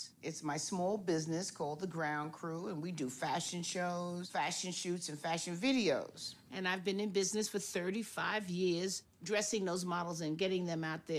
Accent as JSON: {"language": "English", "town": "New York City", "region": "New York", "country": "United States", "tie": "born or raised there", "said": "I was born in Harlem, so I'm a native Harlem person. I like to tell everybody that I was born, bred, toasted, buttered, jelly, jammed, and honeyed in Harlem."}